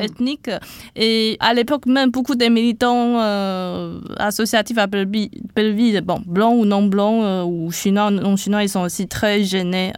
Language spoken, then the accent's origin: French; Taiwan; French is a second language; moved away as an adult; now in France; Je viens de Taïwan et dans le fait d'être en France, oui, ça rajoute le fait que je suis étrangère